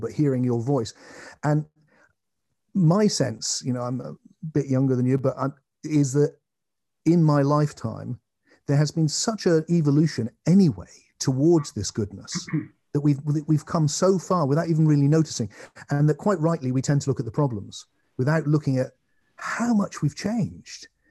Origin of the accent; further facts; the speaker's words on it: England, United Kingdom; I'm an English man